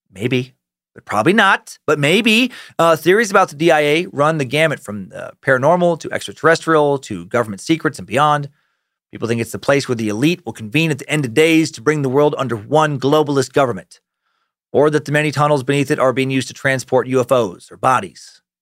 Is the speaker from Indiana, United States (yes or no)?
yes; Terre Haute, Indiana, United States; I grew up in Terre Haute, Indiana.